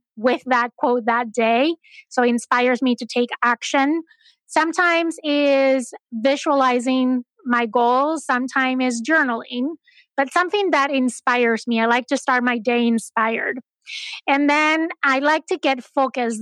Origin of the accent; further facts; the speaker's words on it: Spain; moved away; I'm originally from Spain